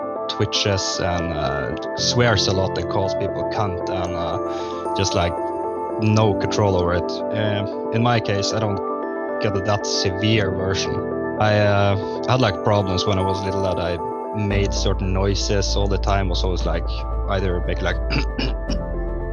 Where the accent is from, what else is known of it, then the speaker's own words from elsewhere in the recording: Northern Norway, Norway; I'm a guy from Norway, the northern part of Norway.